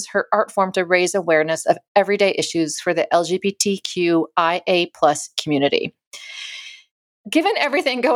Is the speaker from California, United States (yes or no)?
yes; Alameda, California, United States; in Alameda, California, my hometown